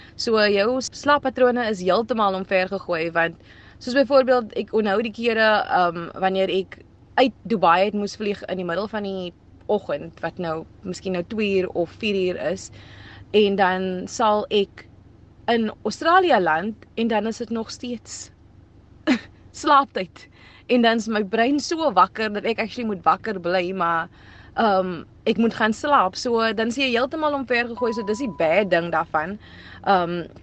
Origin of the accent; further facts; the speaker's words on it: Cape Town, Western Cape, South Africa; first language Afrikaans; ek's van Ravensmead en om in Ravensmead op te groei